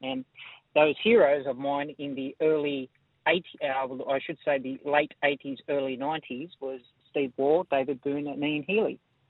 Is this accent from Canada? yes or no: no; Belmore, New South Wales, Australia; I grew up in Belmore with my grandparents